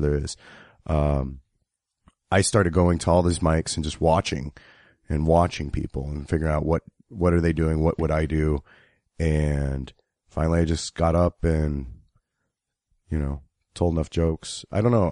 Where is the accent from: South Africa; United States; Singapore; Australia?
United States; Kansas City; I'm from Kansas City, which is right in the middle of it